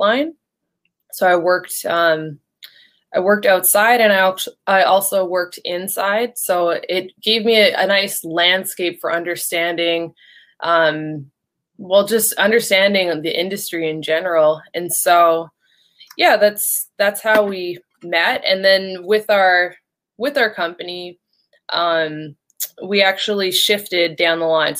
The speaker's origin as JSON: {"language": "English", "country": "Canada", "also_born_or_lived": "Shanghai", "moved": "as an adult", "lives_now": "Houston, United States", "said": "I'm from Canada, so my energy experience came from Canada"}